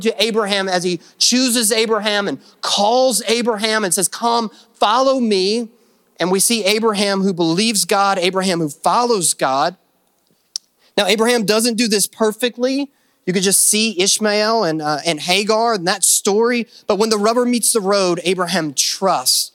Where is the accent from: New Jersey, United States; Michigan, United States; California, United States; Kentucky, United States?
Kentucky, United States; because I am from Kentucky